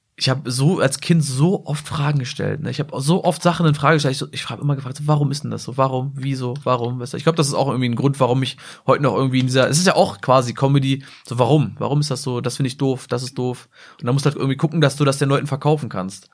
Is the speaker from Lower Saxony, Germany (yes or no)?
yes; Salzgitter, Lower Saxony, Germany; ich komme zwar aus Salzgitter, aber ich komme halt aus dem tiefsten Dorf.